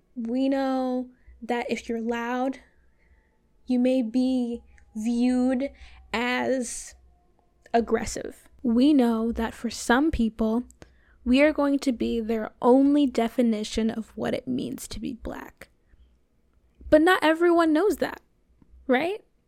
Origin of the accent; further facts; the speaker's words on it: Florida, United States; I'm from Florida